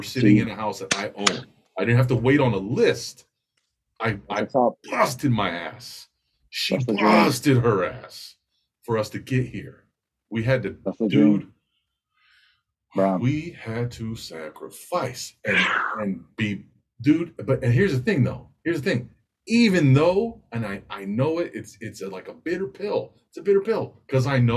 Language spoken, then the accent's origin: English; California, United States; now in Hawaii, United States; growing up in California